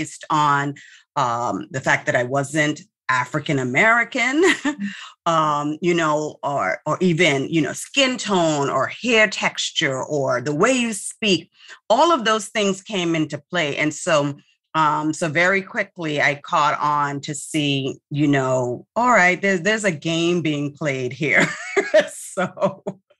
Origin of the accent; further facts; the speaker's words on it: Bahamas; also born or lived in Miami, Florida / Atlanta, Georgia; now in Florida, United States; I grew up in the Bahamas.